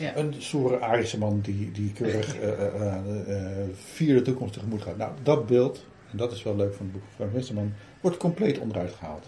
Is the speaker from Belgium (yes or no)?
no; Utrecht, Netherlands; ik kom uit Utrecht.